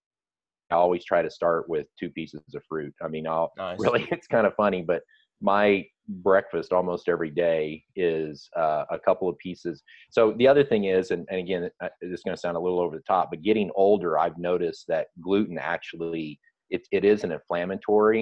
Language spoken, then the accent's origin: English; Kansas, United States; I ate a lot of red meat when I was a kid growing up in Kansas